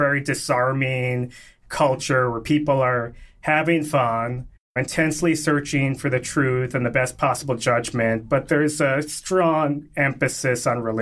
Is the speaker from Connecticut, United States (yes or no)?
yes; Connecticut, United States; growing up in Connecticut